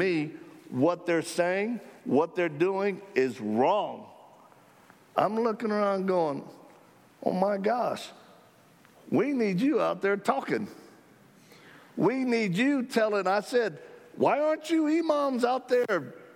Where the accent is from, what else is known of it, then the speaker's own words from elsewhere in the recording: United States; we're Christians from America